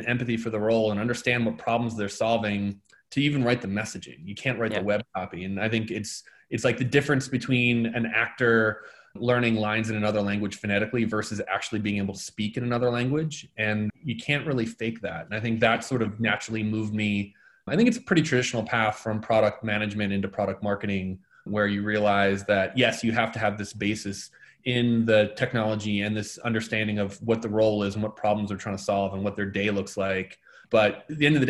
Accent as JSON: {"language": "English", "area": "Delaware County outside of Philly", "region": "Pennsylvania", "country": "United States", "tie": "born or raised there", "said": "my hometown, I'm from Delaware County outside of Philly"}